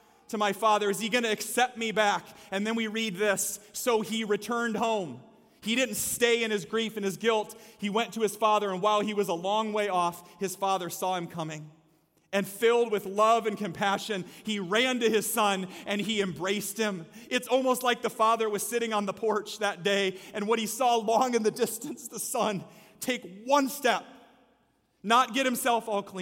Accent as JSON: {"language": "English", "town": "Story City", "region": "Iowa", "country": "United States", "said": "I'm from Story City, the Scandinavian capital of the world"}